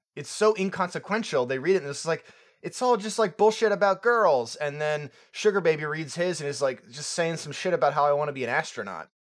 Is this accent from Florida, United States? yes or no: yes; Florida, United States; moved away; I'm from Florida, um, originally. I'm not there anymore.